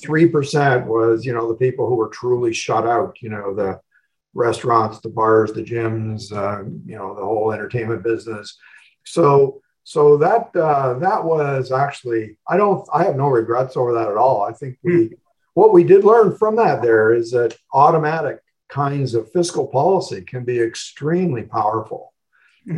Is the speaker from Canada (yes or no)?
yes; Oshawa, Ontario, Canada; growing up in Oshawa